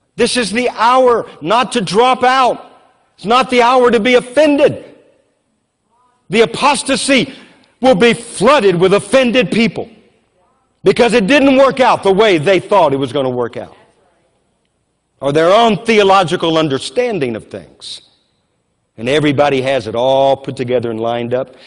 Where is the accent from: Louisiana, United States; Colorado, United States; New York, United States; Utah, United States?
Louisiana, United States; now in Moravian Falls, United States; I grew up in Louisiana where we had floods all the time